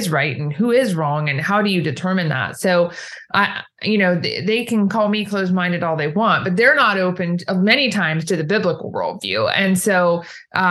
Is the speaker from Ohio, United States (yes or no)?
yes; Ohio, United States; moved away as an adult; now in Indiana, United States; I grew up in Ohio, actually, just south of Ohio State University